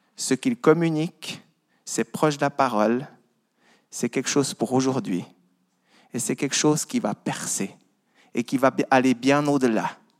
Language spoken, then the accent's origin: French; Vaud, Switzerland; j'ai grandi dans une ferme dans le Gros de Vaud. Voilà mon accent